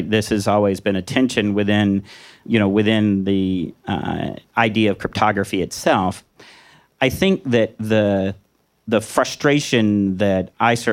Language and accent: English; Washington, United States; I'm from Washington. You know, we always give ourselves inflated grades.